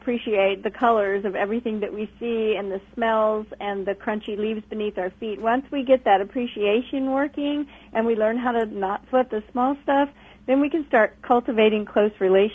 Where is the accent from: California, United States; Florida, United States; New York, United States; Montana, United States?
California, United States; moved away; I was born and raised in California and then moved to the other side of the country